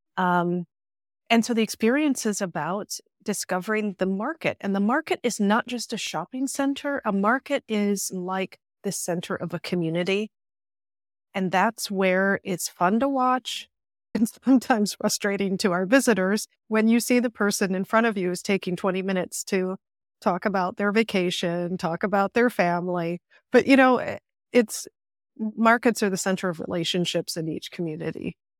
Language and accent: English; Chicago, Illinois, United States; moved away as an adult; also born or lived in London; now in Paris, France; Accent gives me away. I'm from Chicago